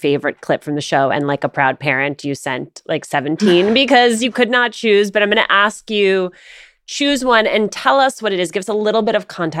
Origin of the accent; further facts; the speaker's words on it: Union City, New Jersey, United States; growing up in Union City, New Jersey